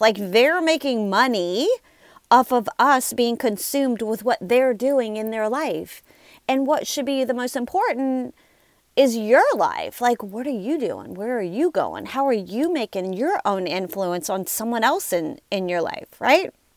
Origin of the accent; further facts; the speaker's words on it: Louisiana, United States; I'm from Louisiana